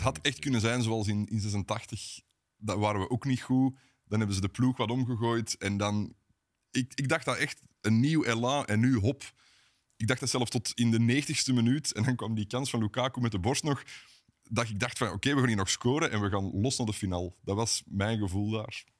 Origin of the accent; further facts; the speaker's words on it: Wilrijk, Flanders, Belgium; geboren in Wilrijk, ik ook